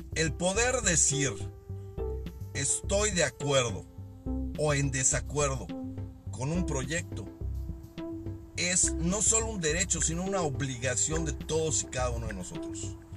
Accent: Mexico; soy mexicano, al igual que mucha de la gente que escucha esta madre. Somos mexicanos

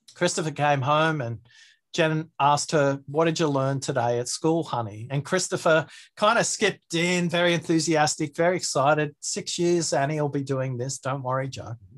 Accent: Australia; my accent, maybe I have a disjointed way of speaking, maybe because I'm Australian

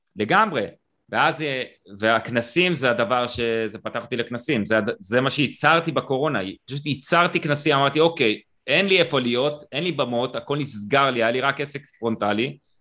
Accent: Israel; אני קיבוצניק

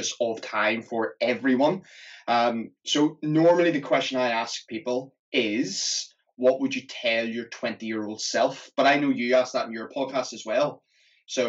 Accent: Belfast, Northern Ireland, United Kingdom; also born or lived in London; now in Glasgow, United Kingdom; I'm originally from Belfast, obviously a city

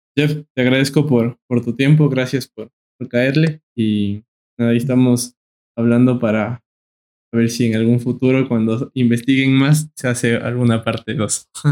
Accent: Ecuador; como ecuatorianos, como pueblo

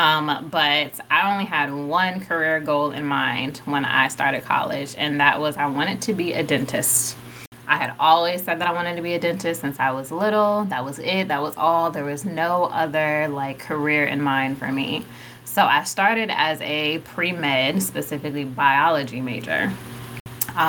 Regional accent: Richmond, Virginia, United States; moved away as an adult; also born or lived in North Carolina; I'm originally from Richmond, Virginia. I relocated to North Carolina for undergrad

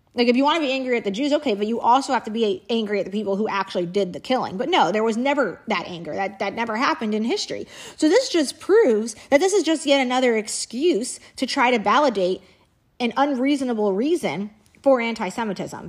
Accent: Indiana, United States; we had a housekeeper back when I was growing up in Indiana

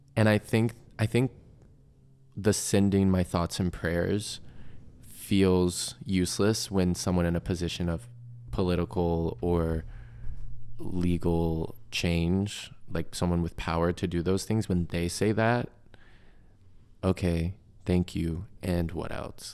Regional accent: Chesapeake, Virginia, United States; moved away; my hometown in Chesapeake

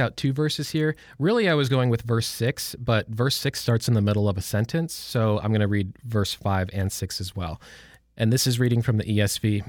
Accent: a suburb of Detroit, Michigan, United States; moved away as an adult; now in Lynchburg, United States; I was born and raised in Michigan, in a suburb of Detroit.

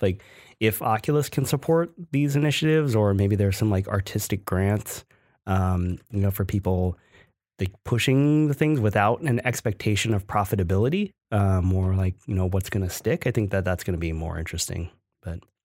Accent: Ohio, United States; where I grew up in Ohio

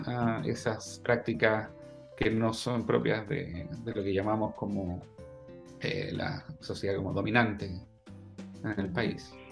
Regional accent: Chile; moved away as an adult; also born or lived in Netherlands

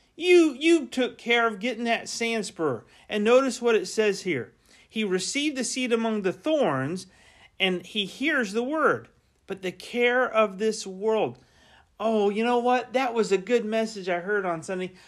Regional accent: Central Florida, United States; I grew up in Central Florida

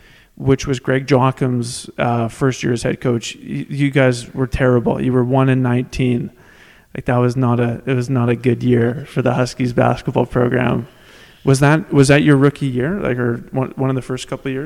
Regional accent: Saskatoon, Saskatchewan, Canada; born or raised there

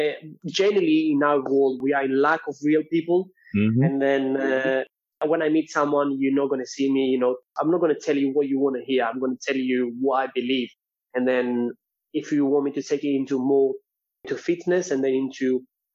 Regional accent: Greece; moved away; I'm from Greece and Cypriot

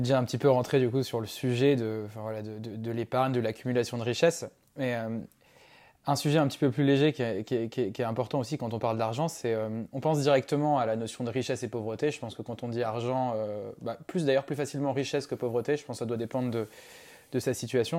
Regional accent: Madagascar; nous on a grandi à Madagascar avec Lucas

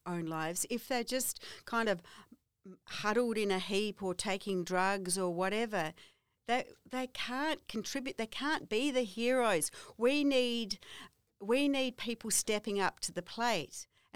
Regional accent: Kangaroo Island, South Australia, Australia; I come from Kangaroo Island

